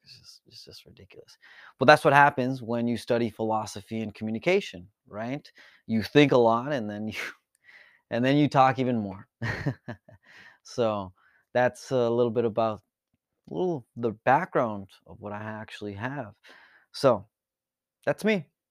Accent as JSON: {"language": "English", "town": "Tijuana", "region": "Baja California", "country": "Mexico", "tie": "born or raised there", "moved": "yes", "lives_now": "San Diego, United States", "said": "I was born here in San Diego, California, and I was actually raised across the border in Tijuana, Baja California."}